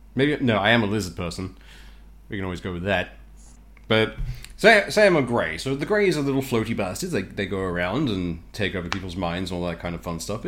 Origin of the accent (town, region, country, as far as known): Australia